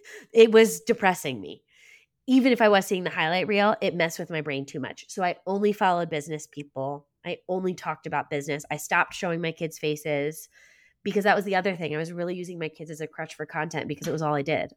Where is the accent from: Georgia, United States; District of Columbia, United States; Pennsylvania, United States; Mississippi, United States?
Pennsylvania, United States; Lancaster County; I grew up Mennonite in Lancaster County